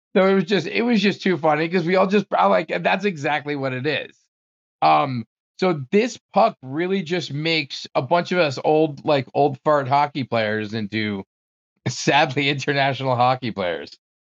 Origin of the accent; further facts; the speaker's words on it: Bergenfield, New Jersey, United States; moved away as an adult; also born or lived in Maryland; I grew up in New Jersey